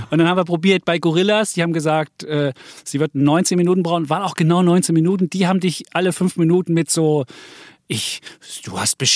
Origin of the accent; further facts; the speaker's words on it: Austria; wir wollten eine Banane für mich als Ösi.